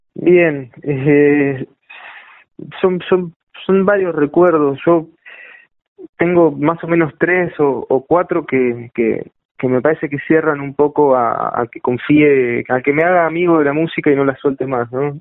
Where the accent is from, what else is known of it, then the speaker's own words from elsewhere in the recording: La Plata, Buenos Aires Province, Argentina; Yo vivo acá y nací acá